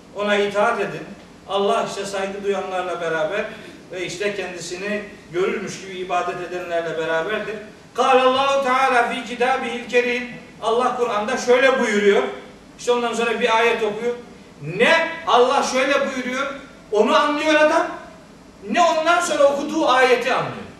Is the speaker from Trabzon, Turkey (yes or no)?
yes; Trabzon, Turkey; Ben Trabzonluyum